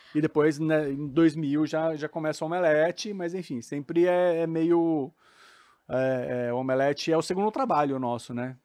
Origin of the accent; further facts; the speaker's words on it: Suzano, São Paulo, Brazil; Sou paulista, mas não paulistano, sou de Suzano